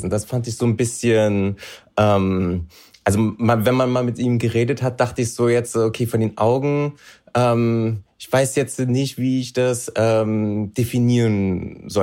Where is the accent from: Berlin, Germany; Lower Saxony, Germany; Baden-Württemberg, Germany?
Berlin, Germany; naja, also ich bin äh, waschechter Berliner, äh, hier groß geworden, knusprige 30 Jahre alt